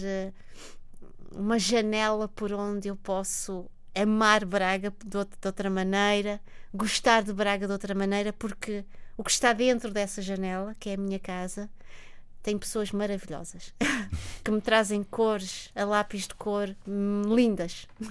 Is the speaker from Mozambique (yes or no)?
yes; Mozambique; moved away; Eu olho para Moçambique, isso é importante dizê-lo, como um país belíssimo, um país onde eu nasci, um país que é verdade, não faz parte do meu dia a dia